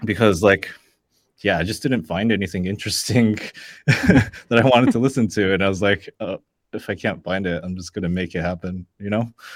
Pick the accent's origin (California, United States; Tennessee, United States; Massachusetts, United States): California, United States; Los Angeles; I'm from born and raised in LA, and I have to say LA because I mean that's the nearest bigger city. I'm actually from like the suburbs